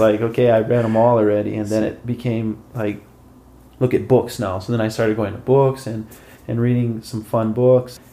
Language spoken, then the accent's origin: English; Hilo, Hawaii, United States; I grew up in Hilo, Hawaii